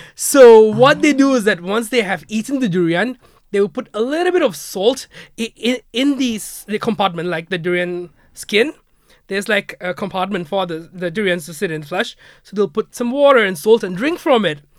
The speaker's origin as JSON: {"language": "English", "country": "Malaysia", "moved": "yes", "lives_now": "Ireland", "said": "back in Malaysia, we would do Lunar New Year as well"}